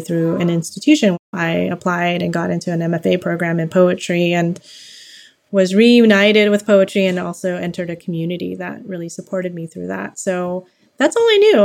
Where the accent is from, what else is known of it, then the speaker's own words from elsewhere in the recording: Los Angeles, California, United States; I was born and raised in Los Angeles, California